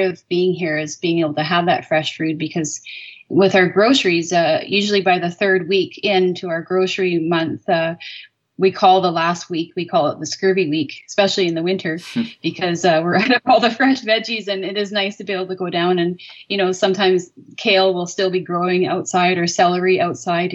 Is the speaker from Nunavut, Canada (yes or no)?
no; North Island, British Columbia, Canada; now in Cape Beale, Canada; growing up on the North Island